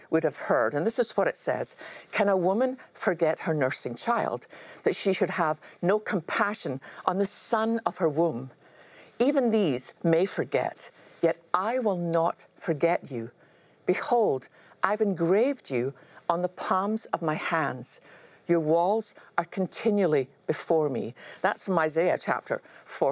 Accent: Scotland, United Kingdom; growing up in Scotland

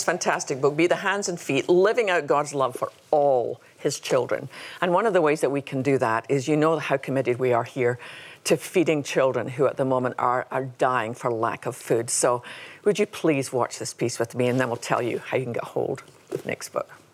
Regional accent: Scotland, United Kingdom; now in United States; I come from Scotland

